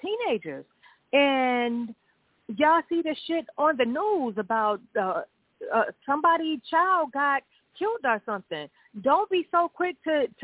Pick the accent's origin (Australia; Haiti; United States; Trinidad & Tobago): United States; I am American. My parents are from Mississippi.